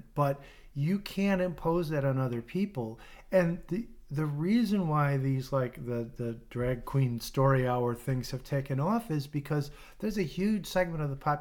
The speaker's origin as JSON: {"language": "English", "town": "Oak Park", "region": "Illinois", "country": "United States", "tie": "born or raised there", "said": "our former hometown of Oak Park, which is where I grew up"}